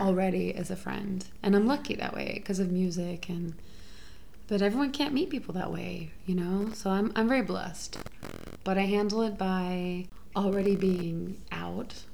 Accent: Houston, Texas, United States; moved away as an adult; now in Oakland, United States; I'm from Houston

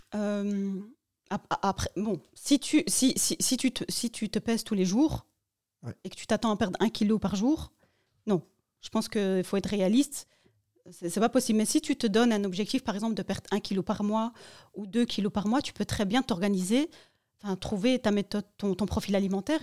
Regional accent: Morocco; moi, je suis marocaine

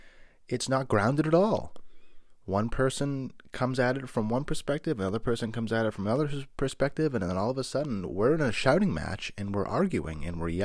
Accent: Boston, Massachusetts, United States; I grew up dirt poor in South Boston, Massachusetts.

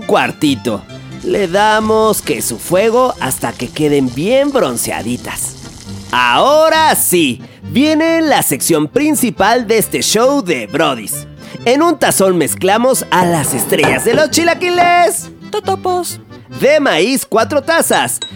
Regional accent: Mexico; somos mexicanos

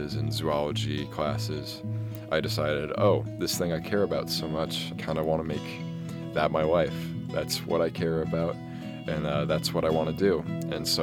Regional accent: Kent, Washington, United States; moved away as an adult; now in Montana, United States; I'm a wildlife biology senior from Kent, Washington

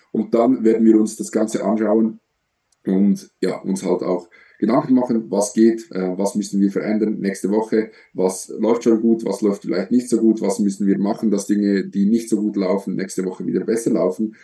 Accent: Switzerland; Ich komme aus der Schweiz, so wie Samuel

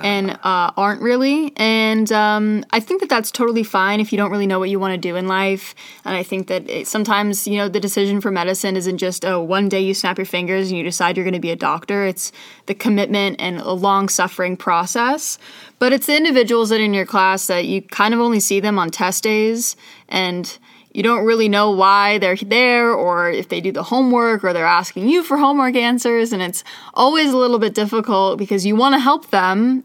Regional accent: Scottsdale, Arizona, United States; moved away as an adult; now in Pittsburgh, United States; I'm from Scottsdale, Arizona

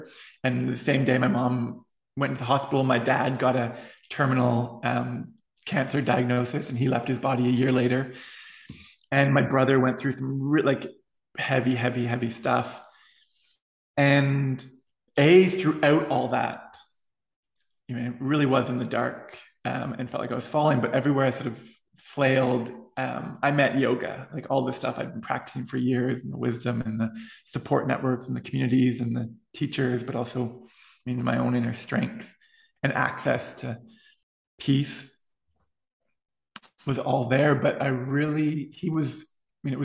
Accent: East Coast, United States; I mean, I'm from the East Coast. Hawaii wasn't even on my map, I don't think, being from where I was.

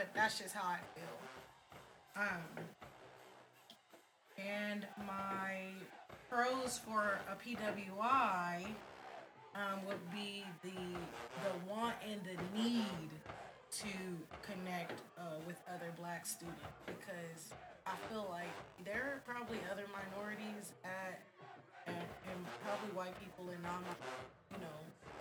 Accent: Bakersfield, California, United States; moved away; also born or lived in Sacramento; I'm from Bakersfield, California. I went to school at predominantly white institutions my entire upbringing. I went to Bakersfield College

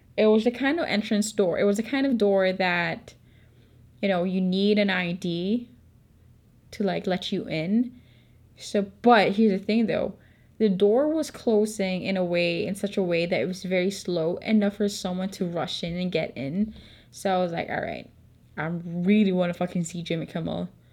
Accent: Philippines; accent: Filipino; I'm not American, so obviously my Filipino accent

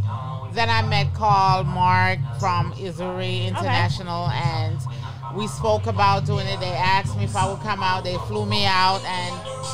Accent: Jamaica; also born or lived in Toronto, Canada; now in Mount Vernon, United States; I'm Jamaican

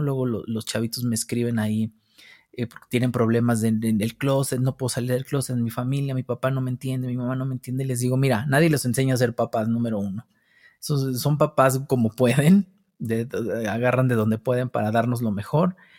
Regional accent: Mexico City, Mexico; Yo nazco al sur de la Ciudad de México, por San Jerónimo, por allá. Eh, de, allá soy, de la colonia San Francisco Contreras, que es pues allá arribita como por los dinamos. Allá crecí con mis abuelos

